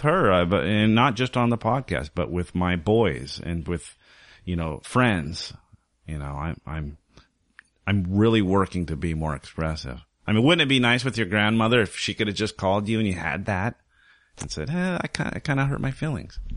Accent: Wyoming, United States; moved away as an adult; also born or lived in Southern California; now in Portland, United States; I was raised in, uh, Southern California, spent my formative years in Wyoming

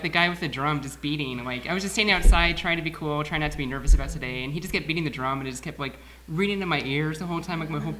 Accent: Indianapolis, Indiana, United States; So we're from Indianapolis.

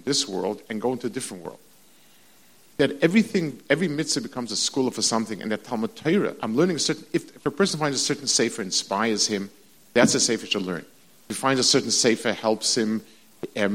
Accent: New York City, New York, United States; when I was growing up on the Lower East Side

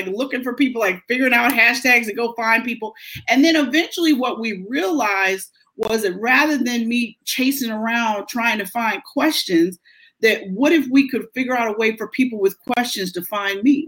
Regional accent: Pittsburgh, Pennsylvania, United States; born or raised there; moved away as an adult; now in Philadelphia, United States

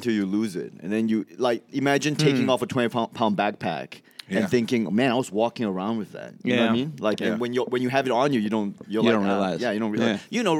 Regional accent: Johor Bahru, Johor, Malaysia; also born or lived in Singapore / Melbourne, Australia; now in United States; I'm from Johor Bahru in Malaysia, which is a bridge away from Singapore.

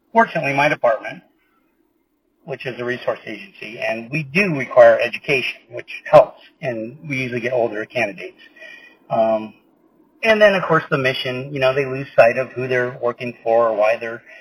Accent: California, United States; I mean, of course, we're from California. I mean, there's incidents out here

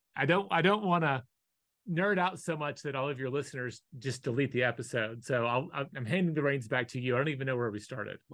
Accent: the South, United States; I was born in the South the odds that I was going to be Hindu were incredibly slim

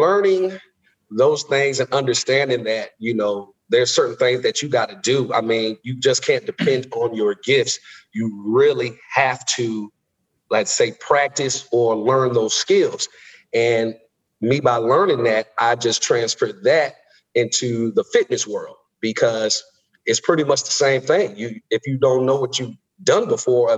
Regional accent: West Palm Beach, Florida, United States; moved away as an adult; also born or lived in Kansas; I'm originally from West Palm Beach, Florida, born and raised

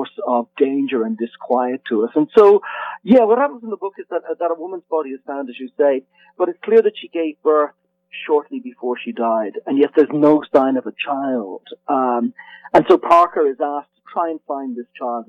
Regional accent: Dublin, Leinster, Ireland; I'm Irish, and I grew up in Dublin

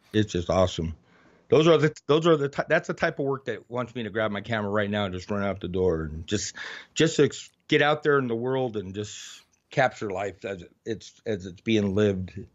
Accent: Oracle, Arizona, United States; also born or lived in Tucson, Arizona / Nevada; I grew up out here in a rural area

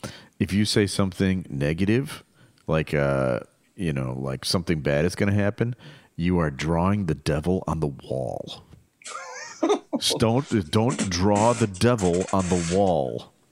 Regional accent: United States; as an American

